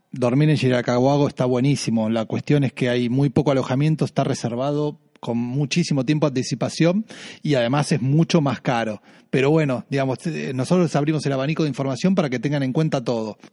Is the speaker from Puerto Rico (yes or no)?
no; Argentina; para nosotros, los argentinos o los que hablamos español